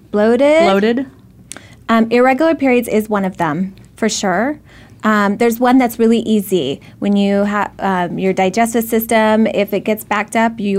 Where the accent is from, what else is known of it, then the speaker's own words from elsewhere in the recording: Arizona, United States; We grew up in Arizona